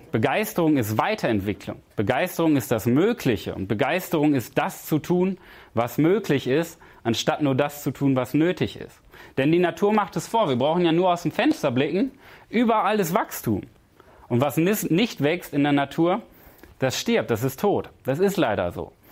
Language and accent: German; Paderborn, North Rhine-Westphalia, Germany; Ich komme aus Paderborn und ich bin zu Gast in Berlin im Hotel.